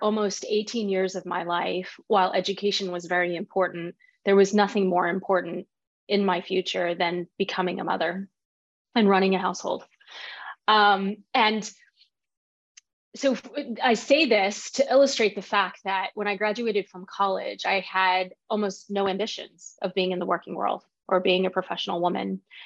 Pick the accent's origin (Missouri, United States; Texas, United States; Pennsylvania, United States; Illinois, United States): Texas, United States; Fort Worth; I was born and raised in Fort Worth, Texas, by immigrants from Taiwan